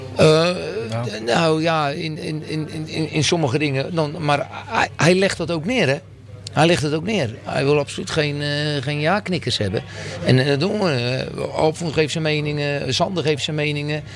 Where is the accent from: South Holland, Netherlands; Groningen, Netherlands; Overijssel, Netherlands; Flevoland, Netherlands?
South Holland, Netherlands; a small village near Oud-Beijerland, about 40 km from Rotterdam; ik kom uit een klein dorpje bij Oude Horen.